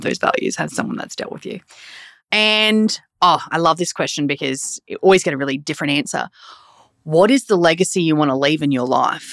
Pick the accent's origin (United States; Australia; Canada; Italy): Australia; Hervey Bay, Queensland; Both my husband and I grew up in Hervey Bay.